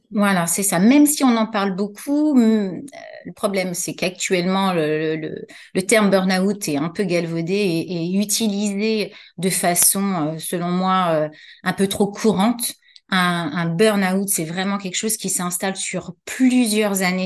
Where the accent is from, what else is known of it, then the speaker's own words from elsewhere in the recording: Paris, Île-de-France, France; also born or lived in Saint-Mandé; j'ai grandi à Paris